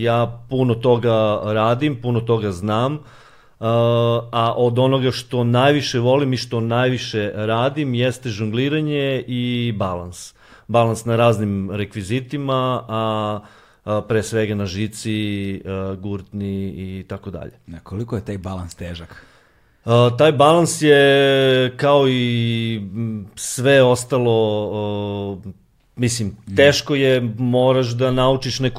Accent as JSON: {"language": "Croatian", "country": "Serbia", "said": "s obzirom da smo mi e, pioniri e, svega toga ovde kod nas u Srbiji"}